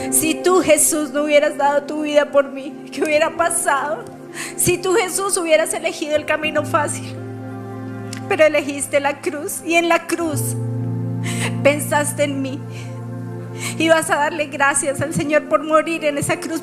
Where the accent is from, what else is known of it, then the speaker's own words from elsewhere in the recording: Colombia; como colombiana.